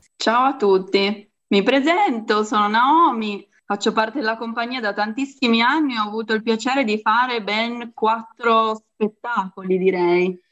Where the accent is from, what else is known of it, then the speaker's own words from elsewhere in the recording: Moncalieri, Piedmont, Italy; io sono nata qui a, a Moncaglieri, quindi qua in Piemonte